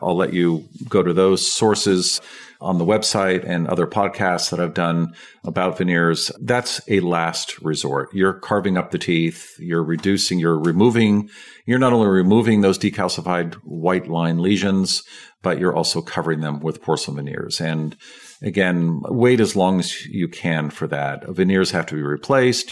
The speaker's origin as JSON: {"language": "English", "town": "San Francisco", "region": "California", "country": "United States", "tie": "born or raised there", "said": "I grew up in San Francisco, and it's a fluoridated water supply."}